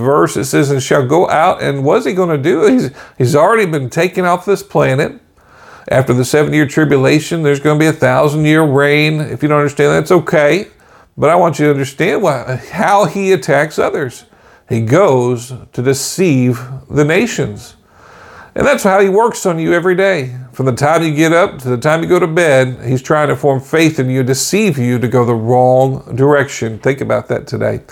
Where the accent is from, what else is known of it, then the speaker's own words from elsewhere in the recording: Bethany, Oklahoma, United States; also born or lived in Warr Acres, Oklahoma / Tulsa, Oklahoma; I was growing up in Bethany, Oklahoma, raised in War Acres, Oklahoma, you know, and Oklahoma City, that area